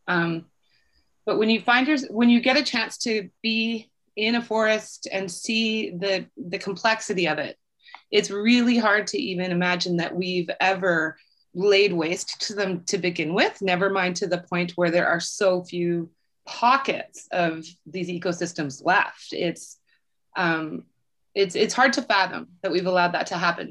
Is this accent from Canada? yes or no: yes; British Columbia, Canada; as British Columbians